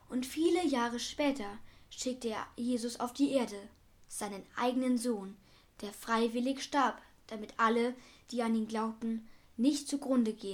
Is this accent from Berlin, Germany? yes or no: yes; Berlin, Germany; Machten sie das, was ich als Berliner machen würde, nämlich einfach an dem Spinner mit den Algen in den Haaren vorbeigehen und weiter an meinem Kaffee nippen